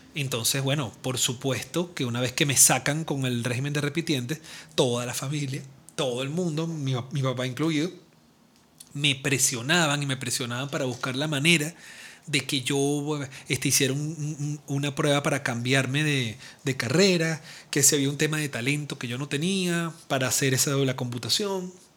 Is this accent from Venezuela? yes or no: yes; Venezuela; lo que llamamos acá los venezolanos